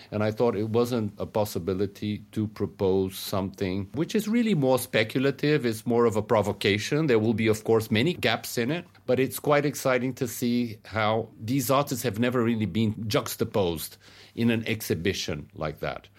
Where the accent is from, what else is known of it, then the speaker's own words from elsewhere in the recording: Brazil; where I come from in Brazil and Latin America